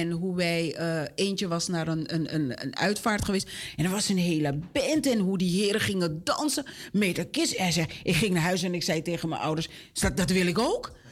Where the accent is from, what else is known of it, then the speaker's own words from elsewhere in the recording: Suriname; Ja, wij staan ook bekend als Surinamers momenteel.